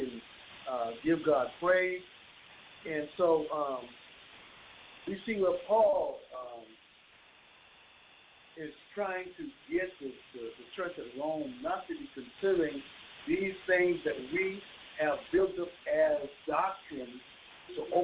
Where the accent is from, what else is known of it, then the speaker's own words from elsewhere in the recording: Bahamas; moved away; I'm born and raised in the Bahamas